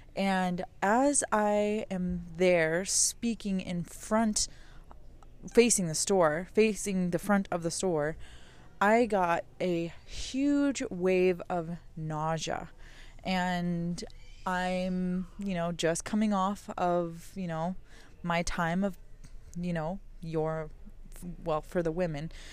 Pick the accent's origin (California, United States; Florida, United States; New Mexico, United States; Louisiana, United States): New Mexico, United States; I'm from New Mexico